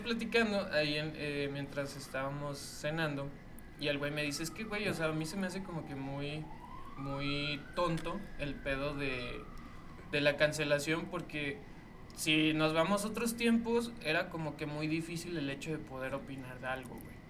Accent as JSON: {"language": "Spanish", "country": "Mexico", "said": "paisa o como mexicano"}